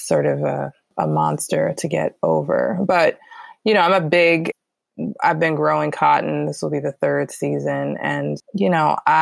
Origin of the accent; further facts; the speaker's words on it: Fort Washington, Maryland, United States; moved away as an adult; also born or lived in New York / California; now in Baltimore, United States; raised between Fort Washington, Maryland, PG County